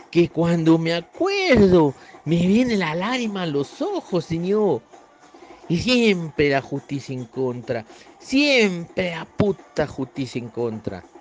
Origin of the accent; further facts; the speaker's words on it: northern Argentina, Argentina; accent: northern Argentine; mi pobre acento del norte de la Argentina